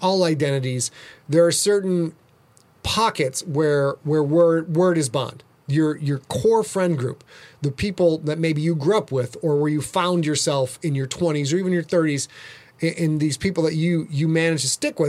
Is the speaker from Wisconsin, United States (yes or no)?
yes; Sheboygan, Wisconsin, United States; I'm from Sheboygan, where pumpkin farming is a big deal.